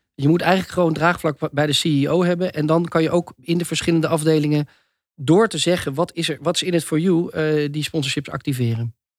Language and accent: Dutch; Netherlands; in ons land